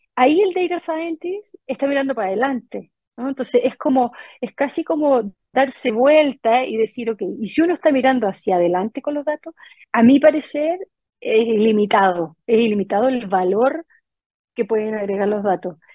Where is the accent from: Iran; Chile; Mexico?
Chile; moved away as an adult; also born or lived in United States; 23 años que, que me fui de Chile